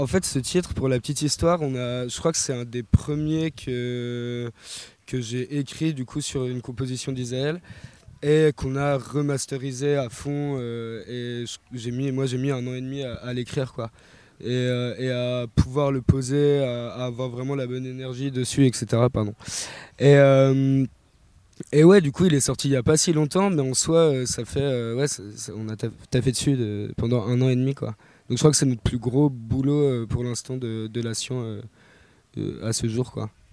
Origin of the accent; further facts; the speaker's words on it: Besançon, Bourgogne-Franche-Comté, France; je suis natif de Besançon